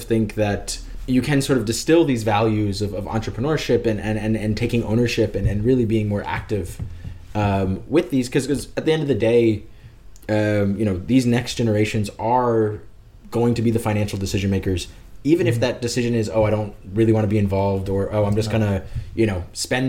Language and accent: English; United States; now in Denmark; I'm an American. I live in, we're here in Denmark